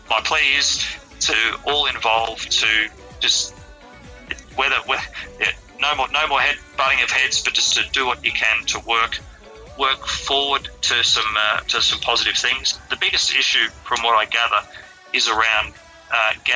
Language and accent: English; Queensland, Australia; I came from Queensland